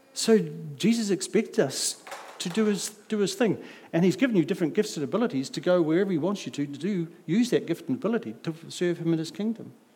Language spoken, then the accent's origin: English; Auckland, New Zealand; I come from South Auckland